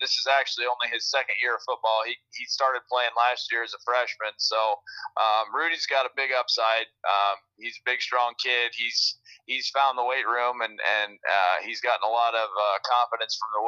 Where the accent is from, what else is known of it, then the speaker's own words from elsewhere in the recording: New Sharon, Iowa, United States; I'm from New Sharon